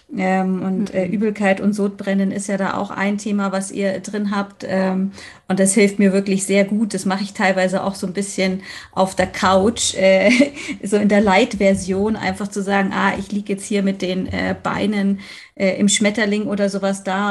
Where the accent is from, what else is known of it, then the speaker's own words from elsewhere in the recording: Munich, Bavaria, Germany; Ich komme aus München. Ich wohne auch hier im wunderschönen Schwabing.